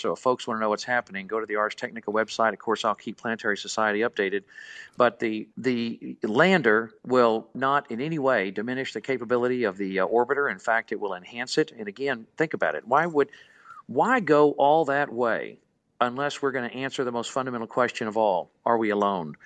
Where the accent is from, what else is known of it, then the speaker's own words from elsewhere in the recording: Houston, Texas, United States; growing up in Houston